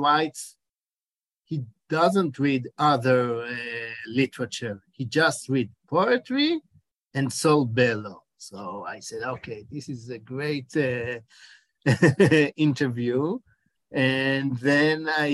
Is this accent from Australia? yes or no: no; Israel; accent: Israeli; English is a second language; also born or lived in Chicago, United States; you can hear my accent that I'm in Israeli, but I'm Chicago born.